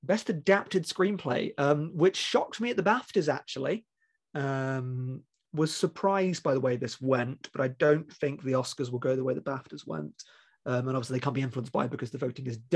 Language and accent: English; United Kingdom; being British and not born at the time